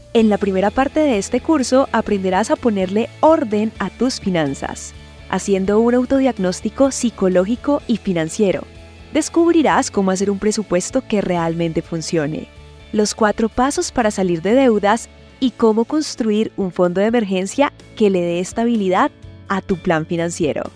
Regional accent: Colombia; los colombianos

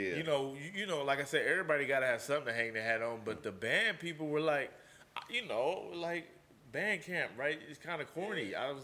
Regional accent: Oakland, California, United States; I'm from East Oakland.

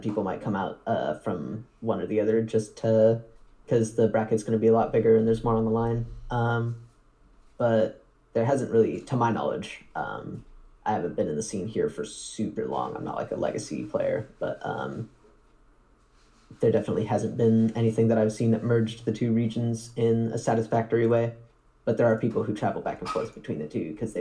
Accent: Portland, Oregon, United States; moved away; I come from Portland, Oregon

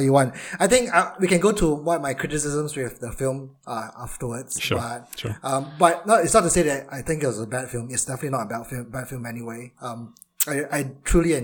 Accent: Malaysia; now in United Kingdom; I'm Malaysian, but to all my Malaysian friends, I'll be more British.

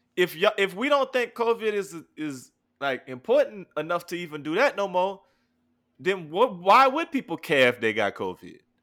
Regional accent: New Iberia, Louisiana, United States; I'm from New Iberia, Louisiana

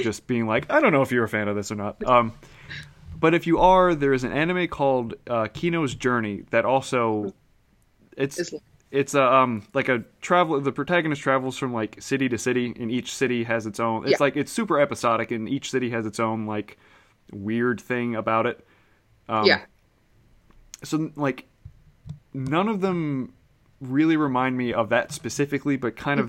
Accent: New Orleans, Louisiana, United States; growing up in New Orleans

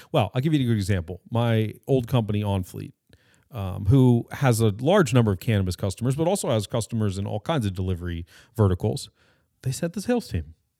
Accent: California, United States; I'm Californian

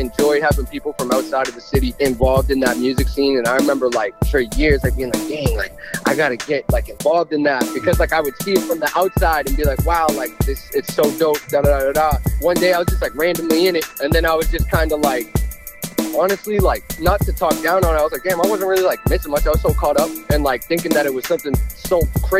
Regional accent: Weymouth, Massachusetts, United States; also born or lived in Boston; I was born here. I grew up in Weymouth.

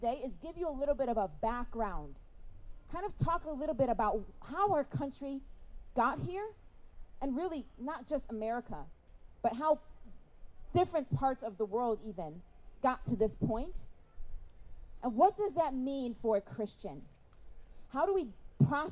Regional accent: Rochester, New York, United States; I'm from Rochester, New York

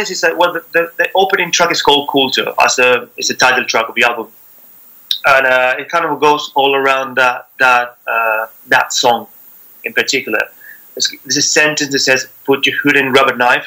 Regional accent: Buenos Aires, Argentina; moved away as an adult; also born or lived in Spain; now in London, United Kingdom; I'm from Argentina, from Buenos Aires.

